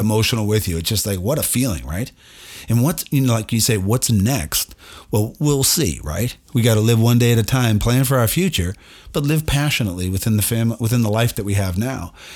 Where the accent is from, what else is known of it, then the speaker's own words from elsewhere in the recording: United States; I'm an American